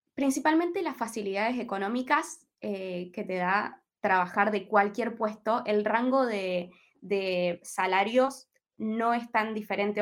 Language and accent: Spanish; Comodoro Rivadavia, Chubut, Argentina; moved away as an adult; now in Australia; con la gente con la que vivo somos todos argentinos